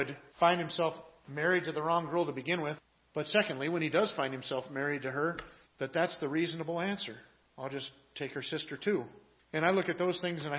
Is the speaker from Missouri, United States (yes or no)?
no; Washington, United States; I grew up in Washington State